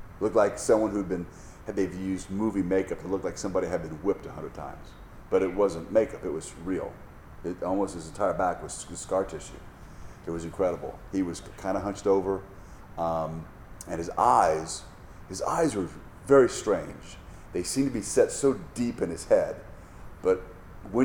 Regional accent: United States; As an American

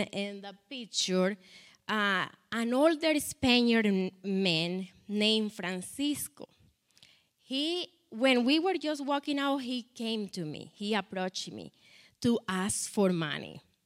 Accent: Colombia; English is a second language; moved away; I am from Colombia

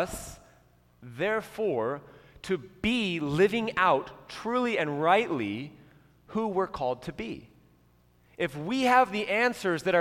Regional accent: United States; as American Christians

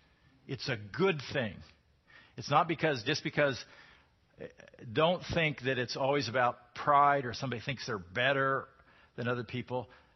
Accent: United States; being an American Christian

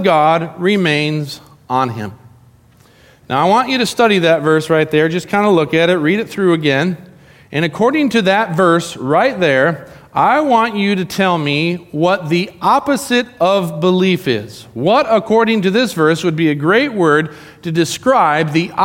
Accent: Arizona, United States; moved away; I grew up in Arizona. I went to high school, not my whole life in Arizona, but my high school years in Arizona

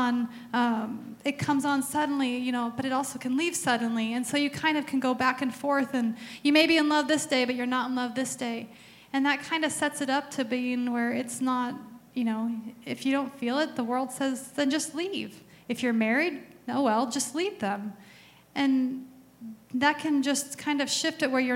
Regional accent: Arizona, United States; I grew up in Arizona, and that's all my dad listened

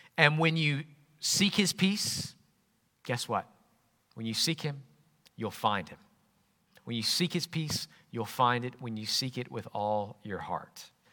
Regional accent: Jackson, Alabama, United States; moved away as an adult; also born or lived in Yorkshire / Northumbria; Growing up in Jackson, Alabama

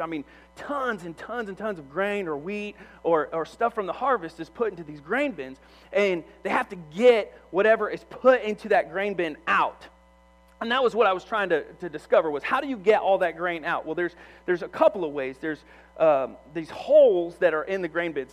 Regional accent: Monmouth, Illinois, United States; moved away; I grew up in Monmouth, Illinois

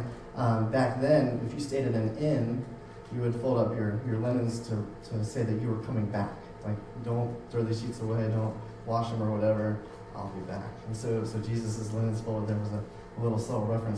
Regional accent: Florida, United States; moved away; I grew up in Florida.

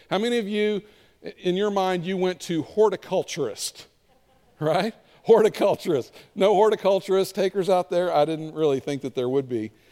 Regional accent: Kentucky, United States; I'm from Kentucky. We call it a sweeper

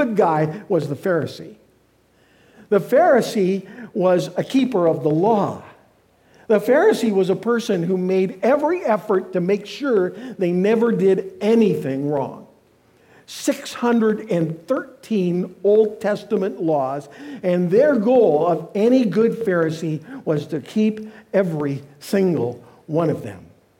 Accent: Canada; now in United States; I'm a Canadian.

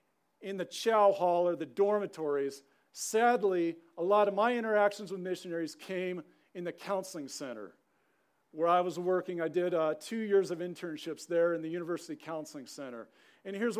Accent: Southern California, United States; moved away as an adult; also born or lived in Helena, Montana; Growing up in Southern California

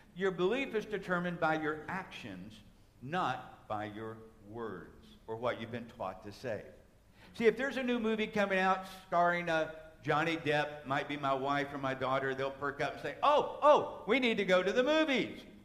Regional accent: United States; as an American, as an American Christian

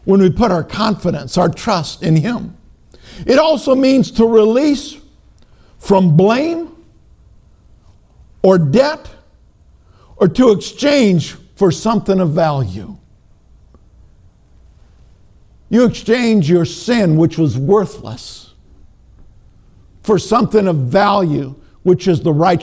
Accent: Minnesota, United States; moved away; Now, I know I'm from Minnesota

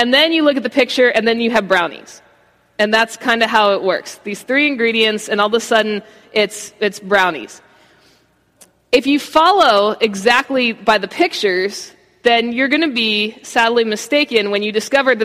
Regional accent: Baltimore, Maryland, United States; now in Florida, United States; I grew up in Baltimore. That's all I've known for the vast majority of my life.

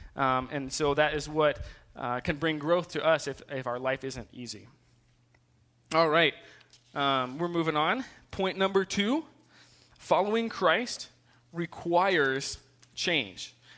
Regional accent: Ohio, United States; also born or lived in South Carolina; I moved when I was two to Ohio, um, and so I spent um, majority of my life there

